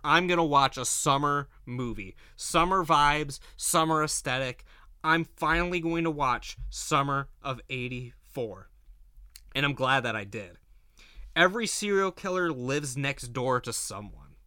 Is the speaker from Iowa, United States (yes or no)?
no; Ashtabula, Ohio, United States; growing up in Ashtabula